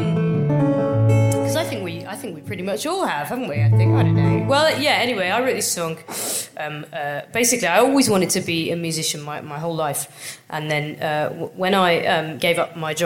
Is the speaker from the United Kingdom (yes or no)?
yes; England, United Kingdom; I'm fucking English